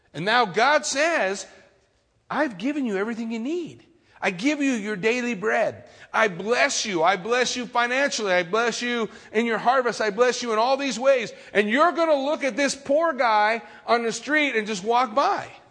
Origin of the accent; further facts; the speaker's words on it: California, United States; I grew up in California my whole life